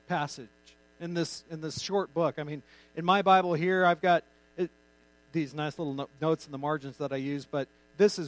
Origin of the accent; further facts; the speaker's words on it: New Mexico, United States; I grew up in New Mexico.